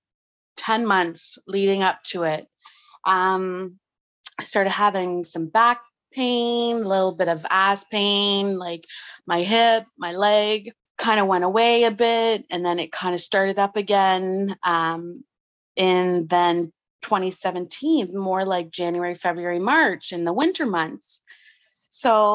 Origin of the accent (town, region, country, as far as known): Ottawa, Ontario, Canada